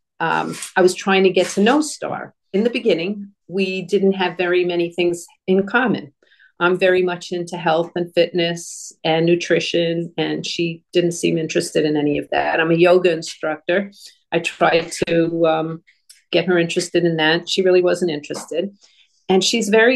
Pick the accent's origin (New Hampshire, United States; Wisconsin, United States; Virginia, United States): New Hampshire, United States; moved away as an adult; also born or lived in Florida; I'm from New Hampshire